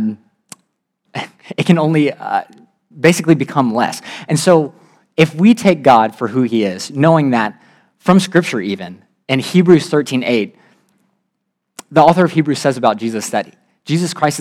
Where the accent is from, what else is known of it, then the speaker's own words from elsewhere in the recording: Virginia, United States; I'm from Virginia